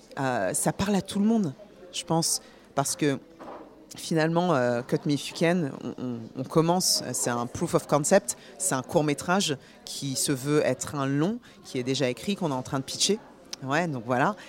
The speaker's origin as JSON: {"language": "French", "town": "Paris", "region": "Île-de-France", "country": "France", "tie": "born or raised there", "moved": "yes", "lives_now": "New York, United States", "said": "je, vis à New York, mais je suis née à Paris. Je suis d'origine guinéenne et bourguignonne."}